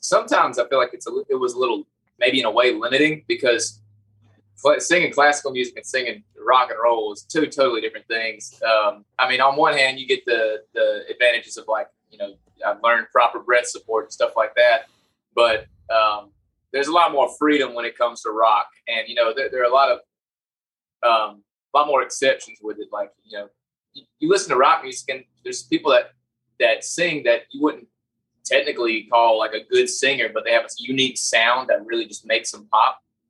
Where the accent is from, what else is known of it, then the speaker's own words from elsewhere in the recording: Anderson, South Carolina, United States; We're from Anderson, South Carolina, like near the upstate. That's where pretty much born and raised.